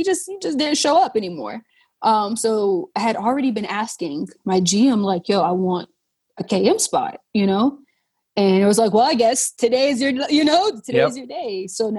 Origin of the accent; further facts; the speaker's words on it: Charleston, South Carolina, United States; And then growing up in the South, right? Growing up in Charleston, whereas like everything we do has some sort of food.